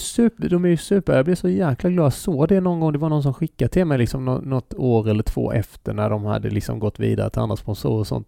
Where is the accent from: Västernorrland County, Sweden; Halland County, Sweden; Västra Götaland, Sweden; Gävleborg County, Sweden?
Halland County, Sweden; Halmstad; vi var från Bäckagård